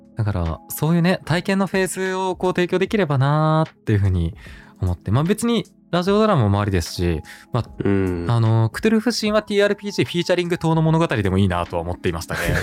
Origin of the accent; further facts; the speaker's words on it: Hokkaido, Japan; moved away; also born or lived in Tokyo; 自分が北海道出身なんですね